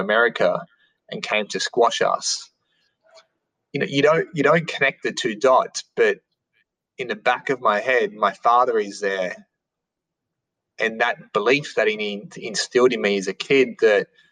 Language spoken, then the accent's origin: English; Sydney, New South Wales, Australia; I grew up in St. Mary's in Sydney. So in a western suburbs of Sydney